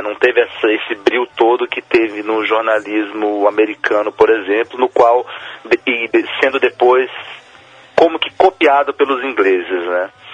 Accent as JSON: {"language": "Portuguese", "country": "Brazil", "tie": "born or raised there", "said": "Eu sou brasileiro, por isso, é, mas sou de origem chilena"}